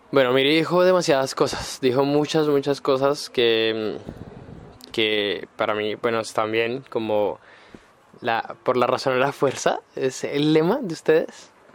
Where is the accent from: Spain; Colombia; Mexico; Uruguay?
Colombia; Bogotá; now in Santiago, Chile; yo que soy colombiano y en Bogotá no tenemos metro